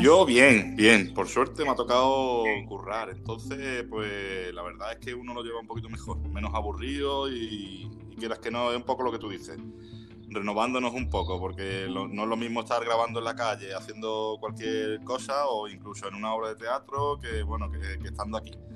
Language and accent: Spanish; Málaga, Andalusia, Spain; todos los que somos de Málaga